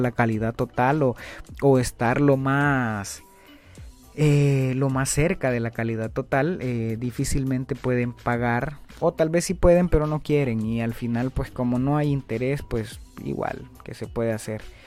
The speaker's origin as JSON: {"language": "Spanish", "country": "Honduras"}